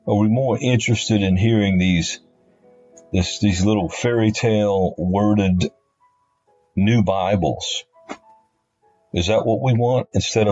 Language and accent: English; New Orleans, Louisiana, United States; I was born and raised in Louisiana, New Orleans